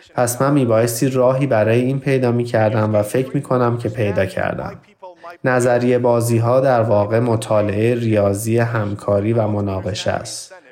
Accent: Iran; من در ایران بزرگ شدم در زمان جنگ ایران و عراق

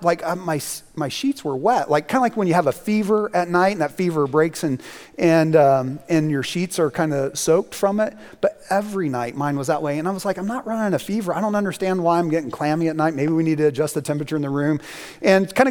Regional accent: Indiana, United States; moved away; the place that I grew up in Indiana

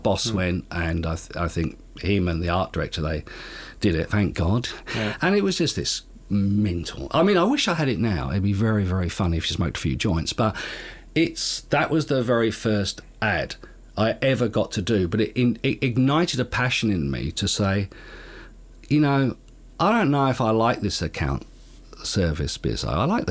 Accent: Perth, Western Australia, Australia; growing up in Perth, print was the main medium

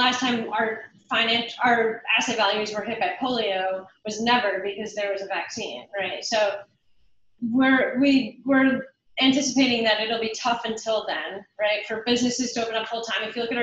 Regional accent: New York, United States; New Yorkers like myself

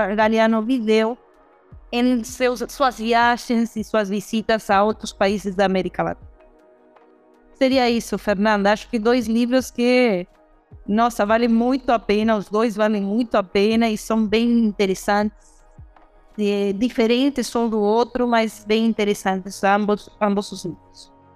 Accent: Uruguay; now in Brazil; eu uruguaia

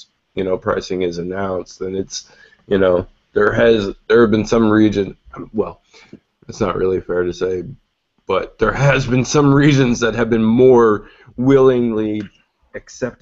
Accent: Canada; as a Canadian who has dealt with Canadian carriers before

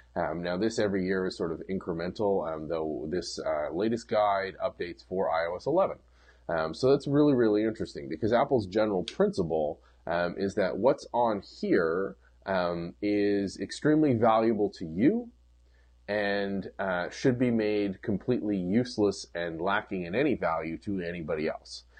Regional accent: Canada; as a Canadian

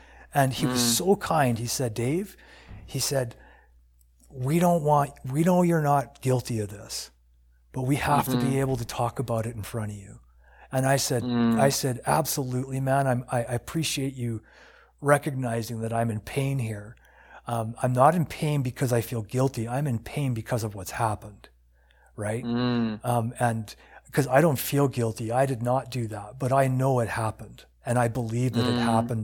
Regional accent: United States; now in Canada; when I grew up in the States, because I'm from the States

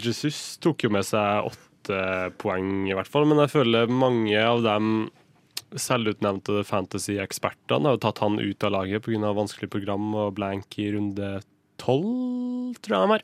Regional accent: Kristiansund, Møre og Romsdal, Norway; jeg kommer fra Kristiansund

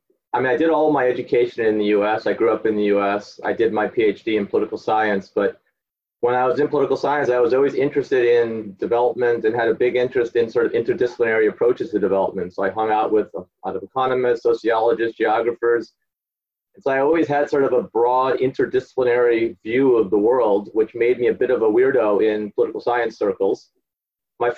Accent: outside Chicago, Illinois, United States; accent: a guy from Chicago; moved away as an adult; also born or lived in Colombia / Berkeley; now in United Kingdom; I grew up outside Chicago

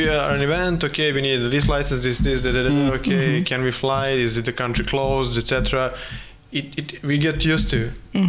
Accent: Kraljevo, Raška District, Serbia; now in Belgrade, Serbia; because I'm not from Belgrade. I'm from town in the south of center of Serbia, actually Kraljevo. We call it Kingstown.

